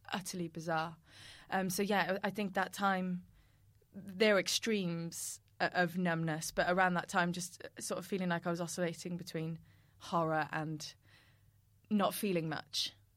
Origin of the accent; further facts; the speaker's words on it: Cardiff, Wales, United Kingdom; we're from Cardiff